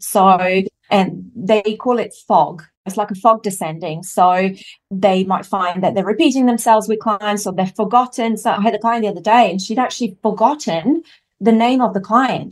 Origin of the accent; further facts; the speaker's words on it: Italy; moved away; I grew up in Italy, so I was raised in a French household, but in Italy